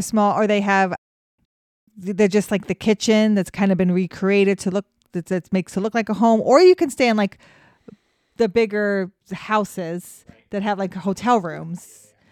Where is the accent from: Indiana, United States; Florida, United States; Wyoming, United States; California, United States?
Wyoming, United States; Cheyenne; I grew up in Cheyenne, Wyoming